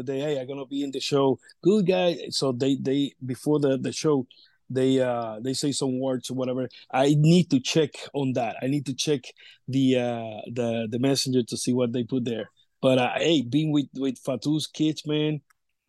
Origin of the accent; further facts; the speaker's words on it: Vega Alta, Puerto Rico; my hometown, Vega Alta. I'm from Vega Alta